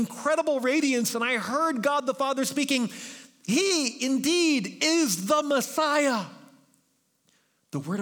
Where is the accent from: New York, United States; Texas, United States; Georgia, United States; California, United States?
New York, United States; now in Bay Area, United States; I'm from New York